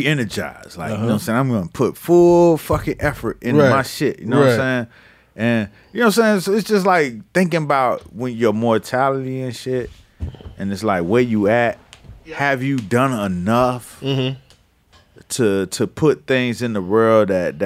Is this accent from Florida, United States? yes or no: yes; Miami Gardens, Florida, United States; I'm from Carroll City.